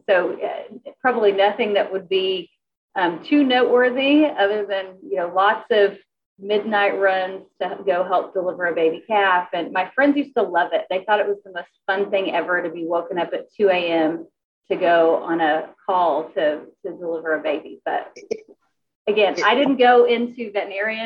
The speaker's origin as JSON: {"language": "English", "area": "near Woodward", "region": "Northwest Oklahoma", "country": "United States", "tie": "born or raised there", "said": "I am originally from Northwest Oklahoma, a little town, middle of nowhere, near Woodward"}